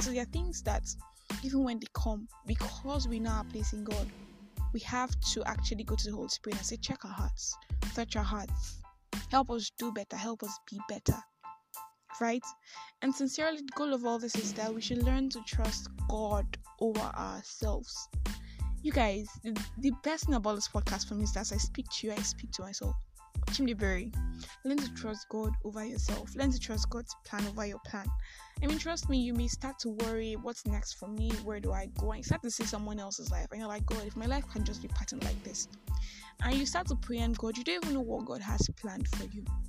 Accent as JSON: {"language": "English", "country": "Nigeria", "said": "I'm a Nigerian Christian alcoholic"}